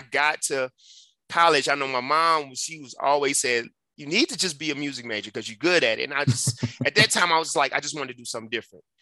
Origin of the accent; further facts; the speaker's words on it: Detroit, Michigan, United States; now in Colorado, United States; I grew up in Detroit, Michigan, on the west side